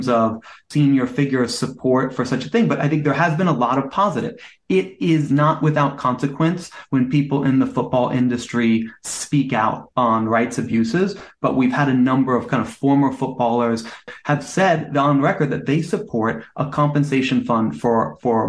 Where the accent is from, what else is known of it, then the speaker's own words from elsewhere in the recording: United States; I'm American